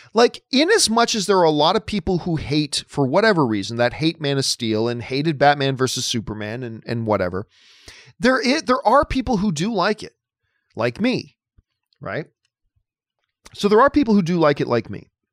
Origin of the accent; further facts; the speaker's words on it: Hamilton, Ontario, Canada; My hometown and the greatest city in the world is Hamilton, Ontario, Canada, the Hammer.